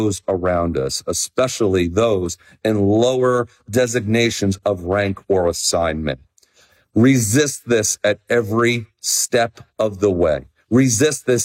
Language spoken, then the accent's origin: English; New Jersey, United States; moved away; I am so psyched to be in Shrewsbury, New Jersey, less than 2 weeks from now, back in person in my home state